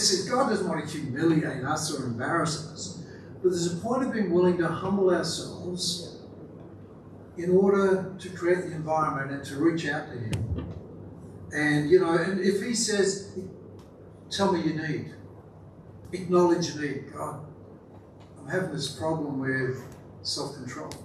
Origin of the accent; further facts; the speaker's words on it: Australia; I'm an Aussie male